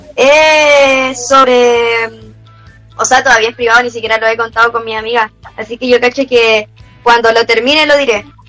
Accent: Chile; en nuestra realidad como chilenos

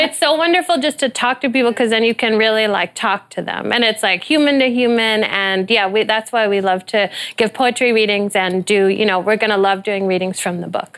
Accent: Midwest, United States; we're from the Midwest

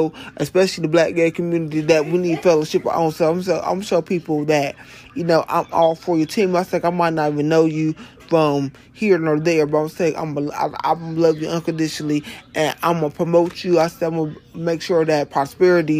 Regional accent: Ohio, United States; moved away; When I moved back here to my home state of Ohio

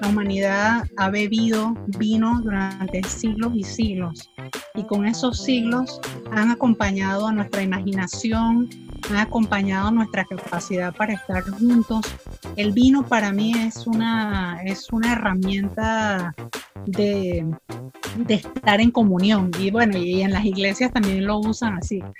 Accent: Portobelo, Colón, Panama; Bueno, yo los mandaría a mi tierra, a mi tierra del corazón, que es Portobelo. Portobelo y la provincia de Colón

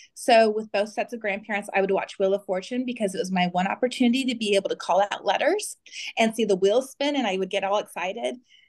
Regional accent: Phoenix, Arizona, United States; I am born and raised in Phoenix, Arizona, and I'm 46.

